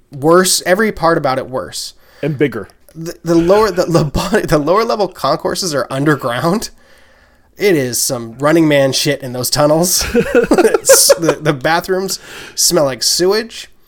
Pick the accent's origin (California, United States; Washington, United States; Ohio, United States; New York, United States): Washington, United States; Seattle; I'm here to scout. I'm from Seattle.